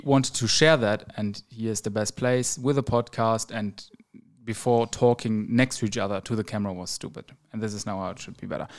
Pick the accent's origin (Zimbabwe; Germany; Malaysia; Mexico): Germany; now in Romania; I'm from Germany